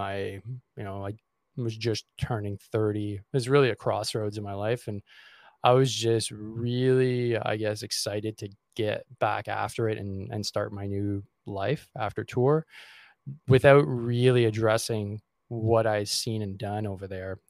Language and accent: English; Montreal, Quebec, Canada; I grew up in uh, Montreal. I still am in Montreal